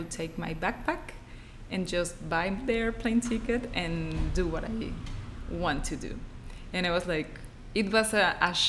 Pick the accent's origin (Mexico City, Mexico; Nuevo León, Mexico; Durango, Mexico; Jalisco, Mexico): Jalisco, Mexico; Guadalajara; moved away as an adult; also born or lived in Monterrey, Mexico; now in Tulum, Mexico; I'm from Guadalajara. I grew up there.